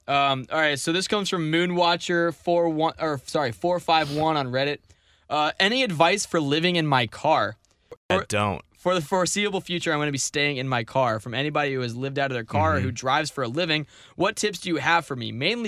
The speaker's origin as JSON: {"language": "English", "town": "St. Louis", "region": "Missouri", "country": "United States", "tie": "born there", "said": "I was born in St. Louis."}